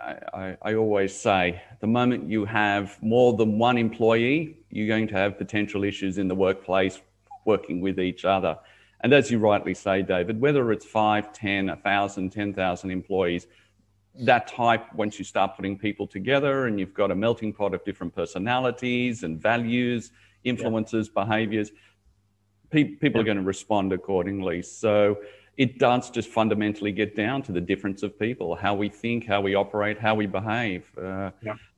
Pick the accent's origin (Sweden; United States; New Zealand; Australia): Australia; Sydney, New South Wales; moved away as an adult; also born or lived in Dubai / Middle East / Asia; now in Gold Coast, Australia; Originally, I was from Sydney, Dubai, 12 years. Now I'm back in Australia, living on the Gold Coast